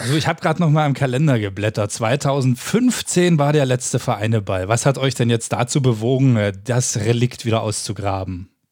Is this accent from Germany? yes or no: yes; Köthen, Saxony-Anhalt, Germany; wir kommen aus Köthen